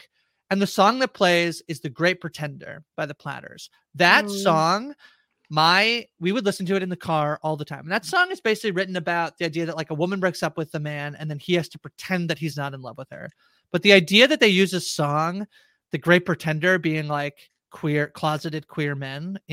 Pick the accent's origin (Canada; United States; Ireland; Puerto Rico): Canada; as a Canadian